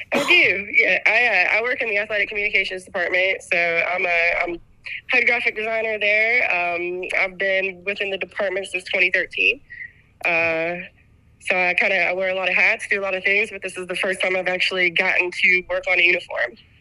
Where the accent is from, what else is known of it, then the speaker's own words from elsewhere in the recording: West Virginia, United States; I grew up in West Virginia